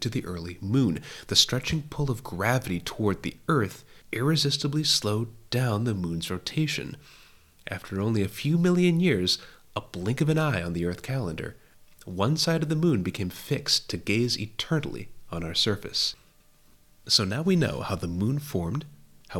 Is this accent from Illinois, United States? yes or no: no; Wisconsin, United States; As a child growing up in Wisconsin, America's Dairyland